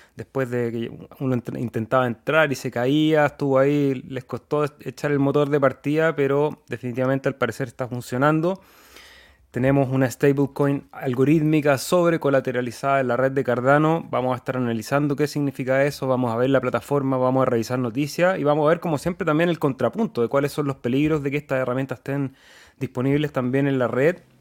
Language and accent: Spanish; Chile; Nosotros somos de Chile